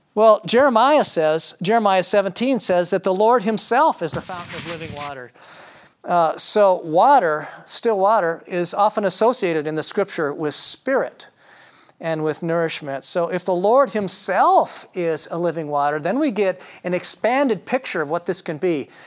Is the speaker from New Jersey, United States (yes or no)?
no; Marshall, Minnesota, United States; growing up in Marshall, Minnesota, a small town, America